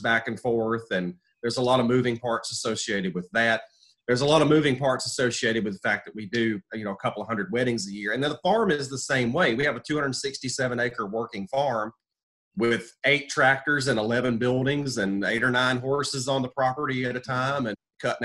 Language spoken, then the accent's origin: English; North Carolina, United States; also born or lived in Birmingham, Alabama / Marion, North Carolina; I split time between Alabama and North Carolina, which, you know, I'm originally from North Carolina